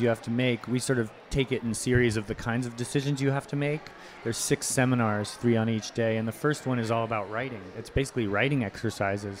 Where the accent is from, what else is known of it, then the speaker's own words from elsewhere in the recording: Charleston, South Carolina, United States; moved away as an adult; we grew up in Charleston